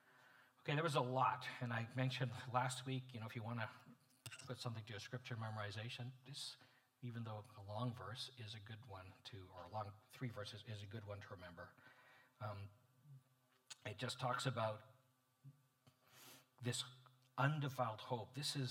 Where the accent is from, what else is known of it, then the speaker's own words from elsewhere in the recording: Canada; also born or lived in Montreal, Canada / Edmonton, Canada; I'm as a Canadian, been blessed as a hockey fan to live in Montreal in the 1970s when they won finally the Stanley Cups, and in Edmonton in the 80s when they won 5.